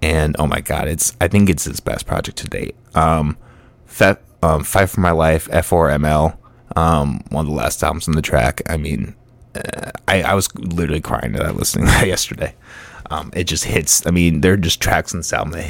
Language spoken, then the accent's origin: English; Orange City, Iowa, United States; I'm from I grew up in Orange City